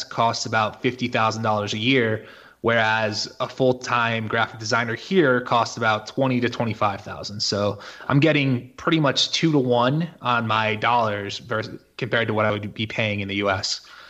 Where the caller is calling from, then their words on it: Mexico; And actually, I'm coming from Mexico right now on this call. This is where I live.